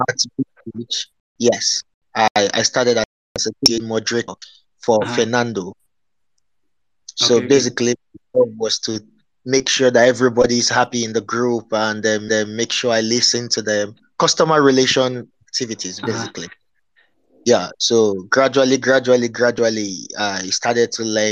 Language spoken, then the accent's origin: English; Nigeria; I'm from Nigeria